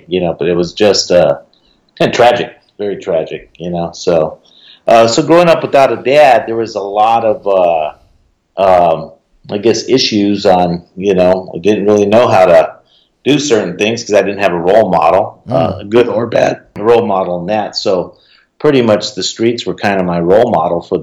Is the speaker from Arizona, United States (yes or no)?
yes; Phoenix, Arizona, United States; also born or lived in Santa Fe, New Mexico; I was born in Santa Fe, New Mexico. We moved to Phoenix when I was about 6 months old. Grew up in the inner city